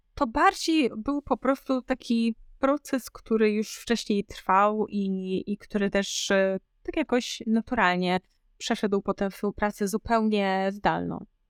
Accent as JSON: {"language": "Polish", "area": "Podkarpacie", "region": "Subcarpathian Voivodeship", "country": "Poland", "also_born_or_lived": "Warsaw", "moved": "as an adult", "said": "ja pochodzę z małego miasta na Podkarpaciu"}